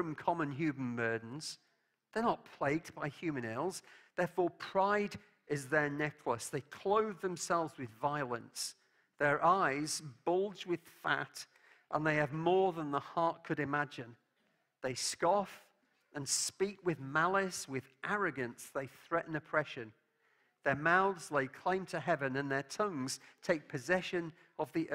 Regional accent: England, United Kingdom; As an Englishman

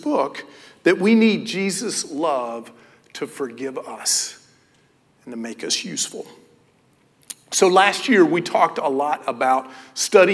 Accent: Knoxville, Tennessee, United States; I grew up in Knoxville, Tennessee.

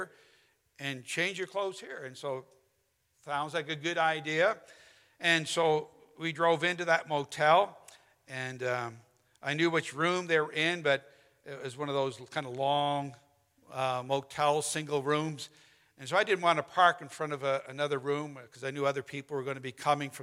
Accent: St. Paul, Alberta, Canada; it's a town called St. Paul, about 2 hours northeast of Edmonton

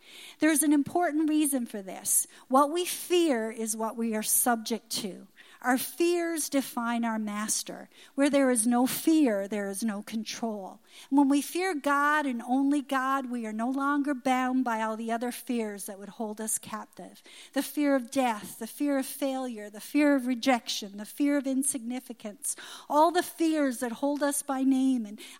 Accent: Newfoundland and Labrador, Canada; But when I was a little girl growing up in Newfoundland, I remember in the summer during the squid season, many people would get them and they'd dry them on lines in their yard.

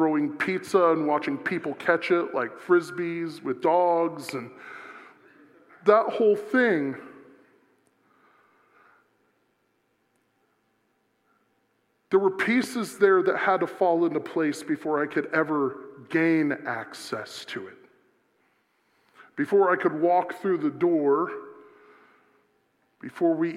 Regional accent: South Florida, United States; I'm from South Florida

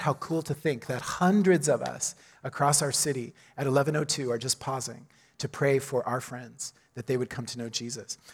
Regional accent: Oklahoma, United States; moved away; my own hometown, right? I'm from Oklahoma

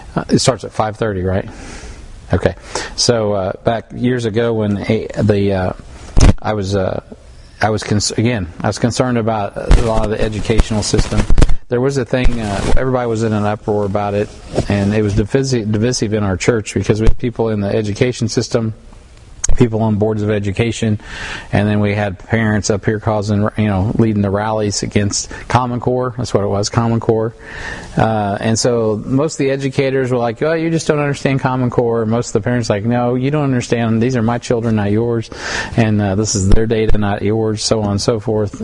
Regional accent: United States; as an American

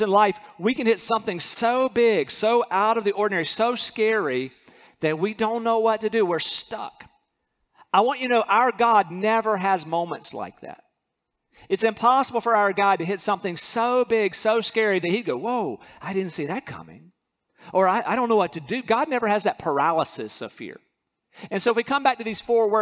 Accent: North Carolina, United States; moved away; I'm from North Carolina.

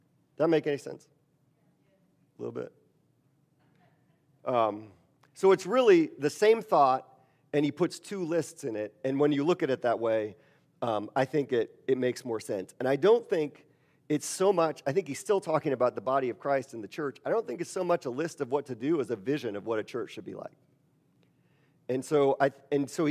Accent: Wisconsin, United States; moved away; I'm from Wisconsin, which is in the Midwest

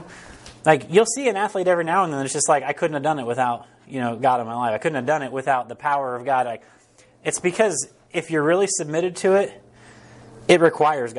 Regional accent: Harrisonville, Missouri, United States; We're from Harrisonville.

